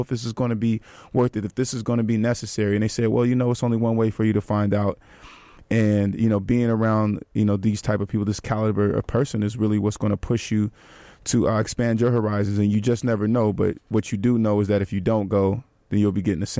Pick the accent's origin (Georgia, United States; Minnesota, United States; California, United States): California, United States; Bay Area; Another Bay Area native